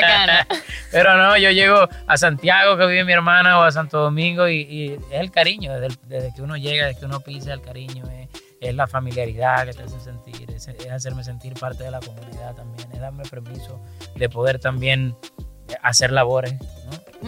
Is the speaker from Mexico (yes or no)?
no; Venezuela; me aboqué a la labor social en mi país, Venezuela